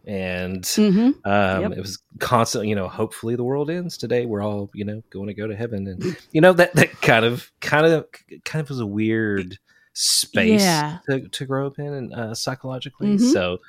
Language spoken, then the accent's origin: English; Kentucky, United States; That's I grew up in Eastern Kentucky and I was just talking about this recently too.